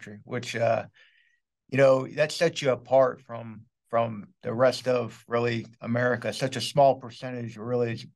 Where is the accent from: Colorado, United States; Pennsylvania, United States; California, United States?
Pennsylvania, United States; Pittsburgh; moved away as an adult; also born or lived in Arizona; I'm originally from Pittsburgh, Pennsylvania